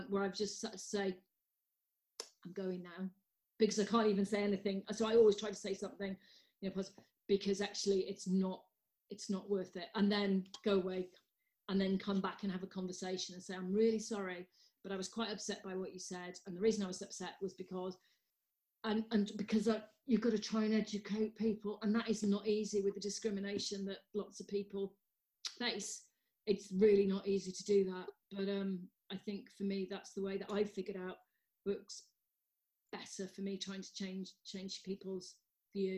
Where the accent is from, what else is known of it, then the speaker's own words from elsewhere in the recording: Wales, United Kingdom; I'm Welsh.